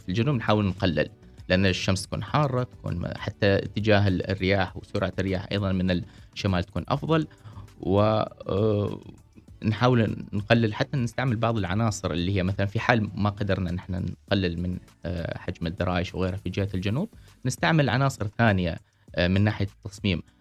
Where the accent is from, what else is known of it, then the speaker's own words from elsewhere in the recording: Oman; عندنا في عمان، في دول الخليج